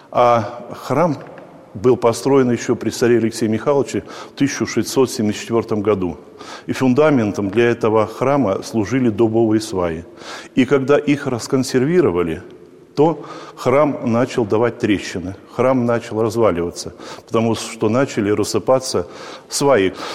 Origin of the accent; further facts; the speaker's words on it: Yartsevo District, Smolensk Oblast, Russia; я родился в Ярцевском районе.